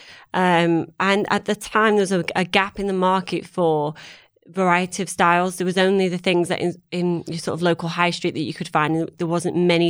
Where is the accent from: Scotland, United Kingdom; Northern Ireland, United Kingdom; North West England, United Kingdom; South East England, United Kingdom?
North West England, United Kingdom; Manchester; moved away as an adult; now in London, United Kingdom; I'm from Manchester. I met my husband who was in London, moved down to London